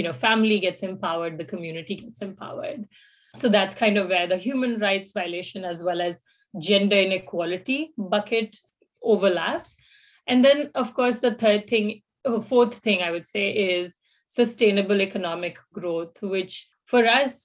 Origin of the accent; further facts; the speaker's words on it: India; moved away as an adult; now in Finland; I'm from India.